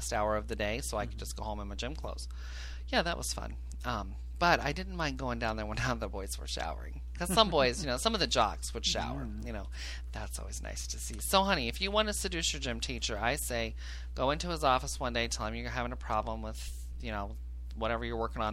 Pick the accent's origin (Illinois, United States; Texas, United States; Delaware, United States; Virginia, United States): Illinois, United States; I grew up in Cornbread, Illinois